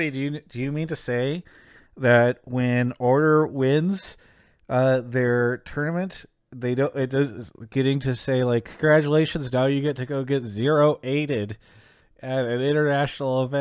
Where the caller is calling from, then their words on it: New York City, New York, United States; I'm calling from Queens, New York, the best time zone.